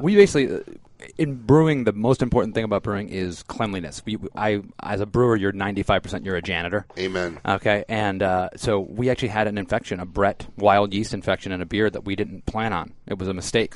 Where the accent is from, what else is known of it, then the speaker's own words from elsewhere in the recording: Michigan, United States; now in Florida, United States; I'm from Michigan originally